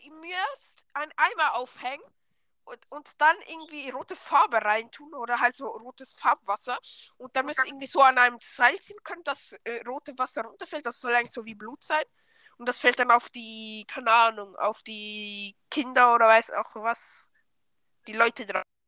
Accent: Switzerland; accent: Swiss German; Ja, ich komme aus der Schweiz

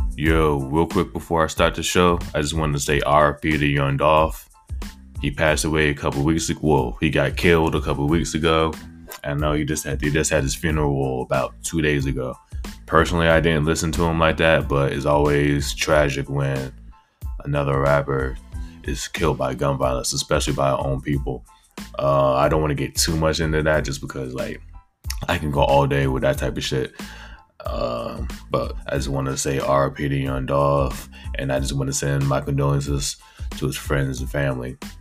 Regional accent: Virginia, United States; I am from Virginia

